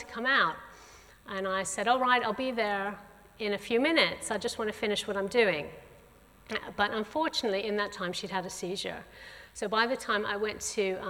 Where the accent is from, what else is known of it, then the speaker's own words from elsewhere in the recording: St. Louis, Missouri, United States; moved away; I also grew up going to church. My family, I come from St. Louis in the middle of the USA. My parents were Christians. I grew up going to a Southern Baptist church there